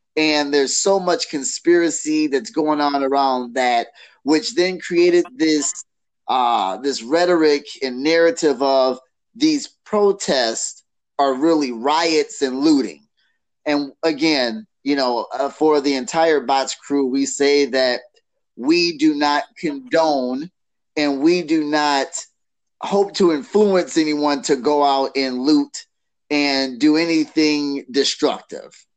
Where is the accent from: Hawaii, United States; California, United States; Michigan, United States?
Michigan, United States; Detroit; now in Canton, United States; I was born in Detroit. I was raised half of my life in Detroit